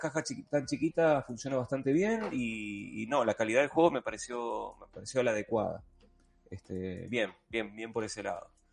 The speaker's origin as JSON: {"language": "Spanish", "country": "Argentina", "said": "como argentino"}